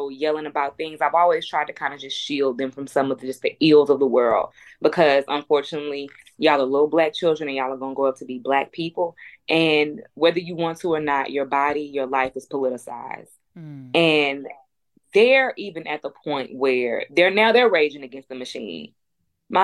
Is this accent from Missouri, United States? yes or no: no; Houston, Texas, United States; I'm from Third Ward. I went to Jack Yates